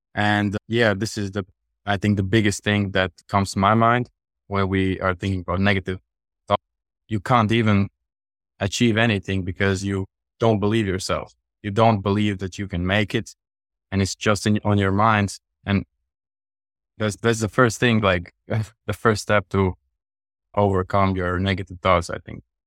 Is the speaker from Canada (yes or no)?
no; Latvia; I'm from Europe, from Latvia.